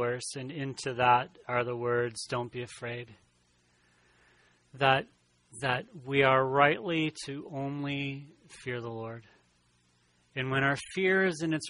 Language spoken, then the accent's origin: English; Michigan, United States; I grew up over here in Michigan